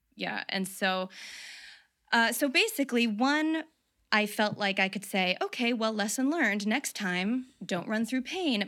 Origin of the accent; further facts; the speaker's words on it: the South, United States; moved away; also born or lived in New York; I grew up in the South